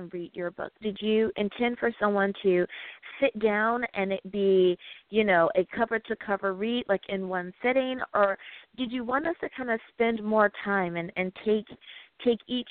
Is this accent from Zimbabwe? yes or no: no; United States; my home country, woohoo, the United States of America